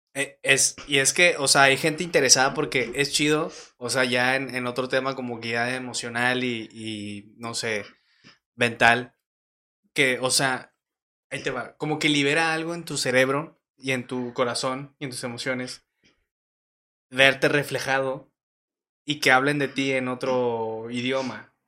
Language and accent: Spanish; Torreón, Coahuila, Mexico; nací en Torreón, tengo de que 23 años